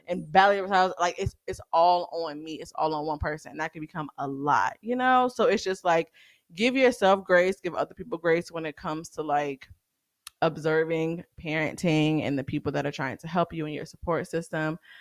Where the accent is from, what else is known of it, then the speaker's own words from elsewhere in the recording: the South, United States; I'm growing up in the South